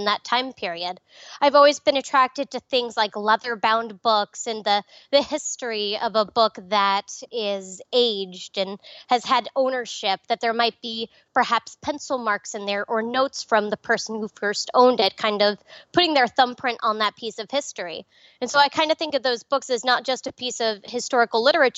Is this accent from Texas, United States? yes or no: no; Nassau County, Long Island, New York, United States; now in Nevada, United States; I grew up in Nassau County